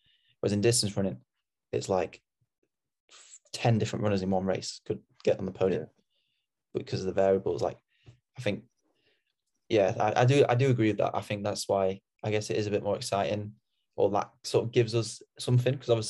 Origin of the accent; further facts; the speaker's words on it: Sheffield, Yorkshire and the Humber, United Kingdom; I'm from Sheffield